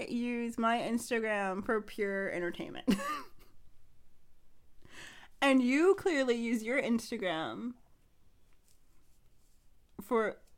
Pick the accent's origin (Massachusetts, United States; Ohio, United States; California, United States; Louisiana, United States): Ohio, United States; being from Ohio